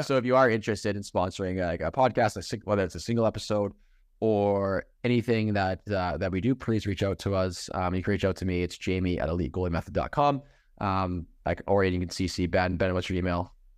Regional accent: Canada; now in Michigan, United States; as a Canadian living in Michigan, I have an accent

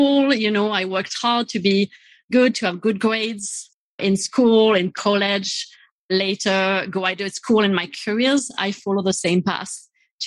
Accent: south of France, France; moved away; I grew up in France. And I grew up in the south of France on a farm in the countryside

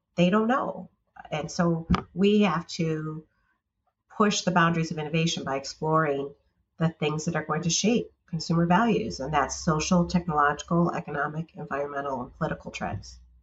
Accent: United States

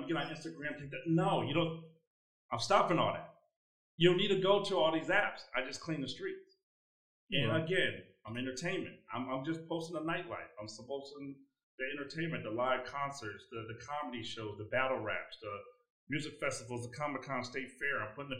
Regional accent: Chicago, Illinois, United States; So even though I'm in global, I'm really from Chicago.

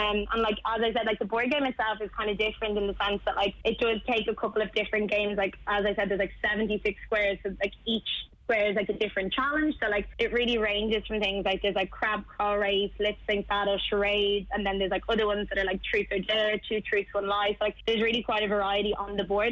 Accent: Ireland; also born or lived in France / Dublin; We all went to primary school together, and then we're all from Port Minus.

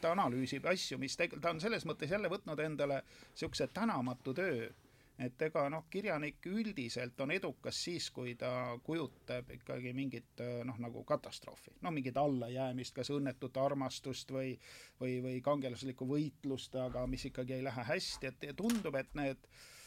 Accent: a village near Rakvere, Lääne-Viru County, Estonia; maal elasin talus energiakolhoosis Tammikualuse külas Rakvere külje all

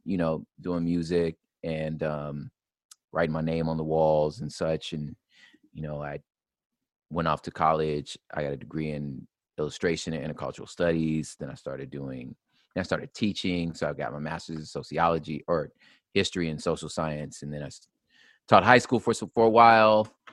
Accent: Los Angeles, California, United States; I moved to what's called the San Gabriel Valley, uh, which we would call SGV, and that's where essentially my formative years were

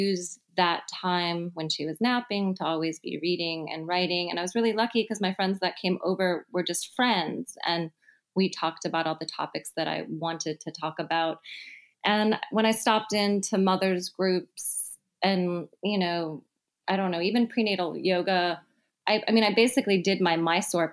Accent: Midwest, United States; now in San Francisco, United States; I'm from the Midwest

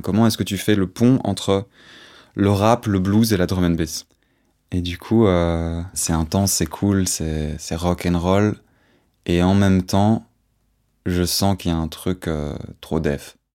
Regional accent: Auderghem, Brussels-Capital Region, Belgium; Je suis bruxellois, j'ai 25 ans depuis un mois. Je suis né là, au bout de la rue Neuve, et puis j'ai grandi à Odergem

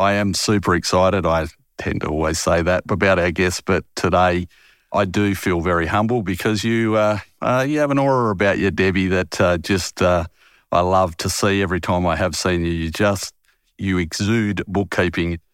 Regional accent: Harvey, Western Australia, Australia; moved away as an adult; I haven't lived in my hometown of Harvey, where I was born

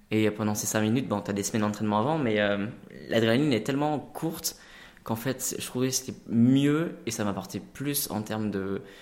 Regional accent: Lyon, Auvergne-Rhône-Alpes, France; je suis de Lyon à l'origine

